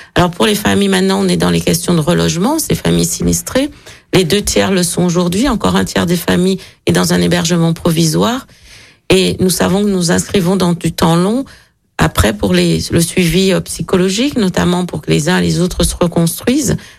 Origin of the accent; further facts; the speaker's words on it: Guadeloupe, France; moved away as an adult; also born or lived in Picardy / Paris; now in Vaulx-en-Velin, France; je suis née en, en, Picardie et j'ai grandi en Guadeloupe